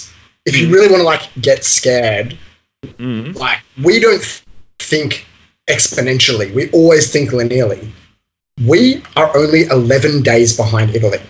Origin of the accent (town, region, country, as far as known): Australia